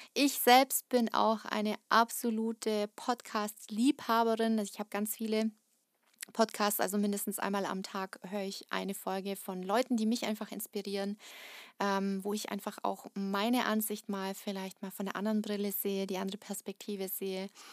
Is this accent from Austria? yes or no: no; Kazakhstan; now in Germany; ich bin nicht in Deutschland geboren, ich ähm, bin in Kasachstan geboren